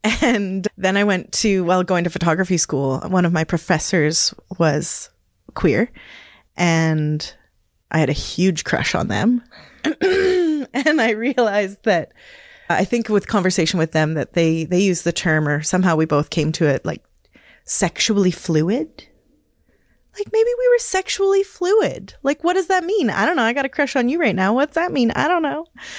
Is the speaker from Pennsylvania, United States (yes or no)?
yes; Hazleton, Pennsylvania, United States; I was raised in Hazleton and didn't identify as any way other than maybe as a tomboy.